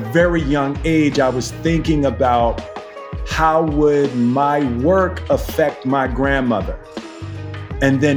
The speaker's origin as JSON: {"language": "English", "town": "Philadelphia", "region": "Pennsylvania", "country": "United States", "tie": "born or raised there", "said": "I was born and raised in West Philadelphia"}